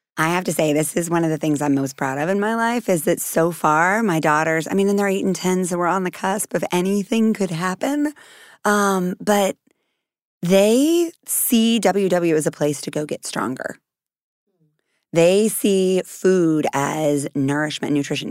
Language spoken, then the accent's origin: English; Texas, United States; I'm from Texas